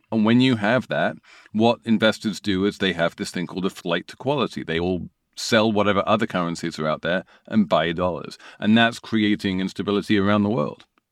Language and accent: English; United Kingdom; I say this as a Brit